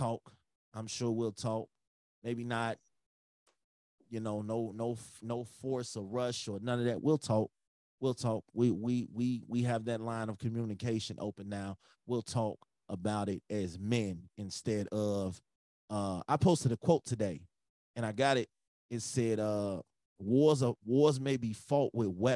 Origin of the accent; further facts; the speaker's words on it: Chicago, Illinois, United States; I'm from Chicago.